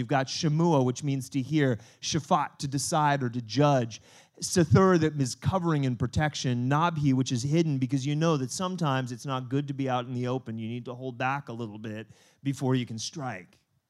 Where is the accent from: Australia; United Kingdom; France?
France; born there; I was born in France.